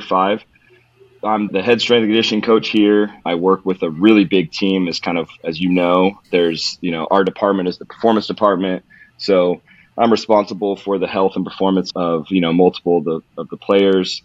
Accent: Modesto, California, United States; I, I originally grew up in California. I'm from California. I'm from the mecca of carjackings which is Modesto, California

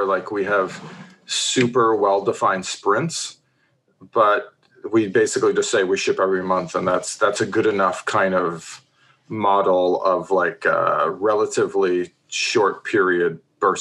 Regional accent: Ontario, Canada; moved away as an adult; also born or lived in New Zealand; now in Seattle, United States; I'm a Canadian born and bred from Ontario

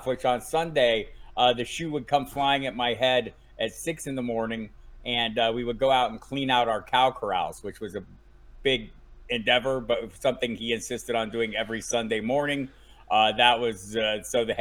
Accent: Tucson, Arizona, United States; I'm from Tucson

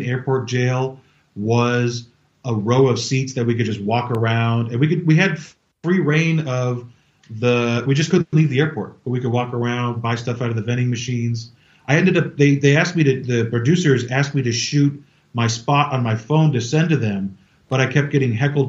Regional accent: California, United States; moved away; I'm from California

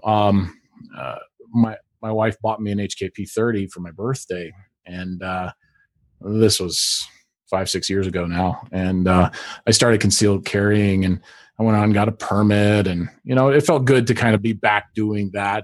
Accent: Alaska, United States; I grew up in Alaska

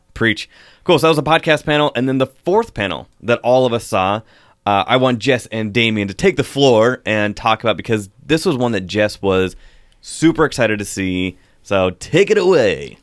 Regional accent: Pacific Northwest, United States; growing up here in the Pacific Northwest

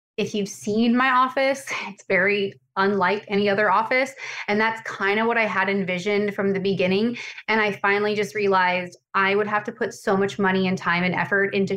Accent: Montana, United States; moved away as an adult; also born or lived in Las Vegas, Nevada; now in Tampa, United States; I'm from Montana originally

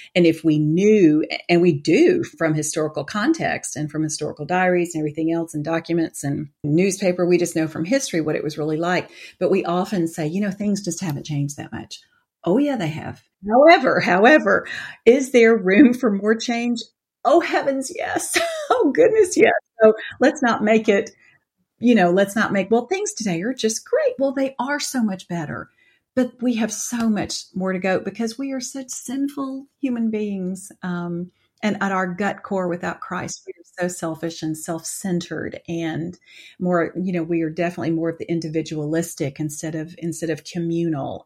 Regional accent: Atlanta, Georgia, United States; moved away; also born or lived in Colorado; born and raised in Atlanta

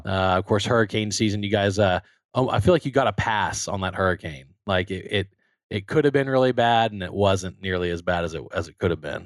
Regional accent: Baton Rouge, Louisiana, United States; moved away as an adult; also born or lived in Texas; I grew up in Baton Rouge, Louisiana, about a mile from Alex Bach Stadium

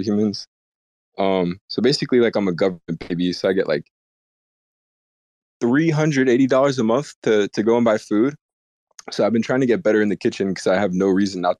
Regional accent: United States; I've been born and raised in the States and I've never really gotten out

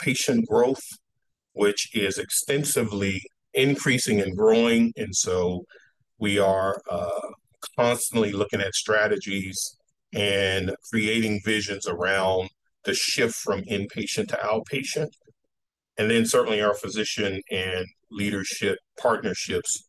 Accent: Texas, United States; moved away; I'm originally from Texas, and being common from Texas, I was very active in sports

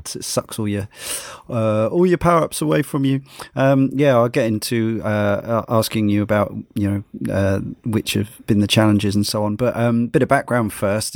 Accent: Brighton, South East England, United Kingdom; growing up in Brighton, still live in Brighton

